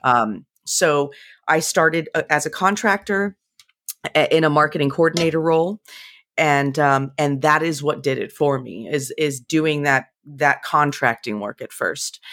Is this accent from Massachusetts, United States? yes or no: no; San Jose, California, United States; moved away as an adult; also born or lived in central Pennsylvania; now in Pennsylvania, United States; I was born and raised in the Bay Area in California, really in the heart of Silicon Valley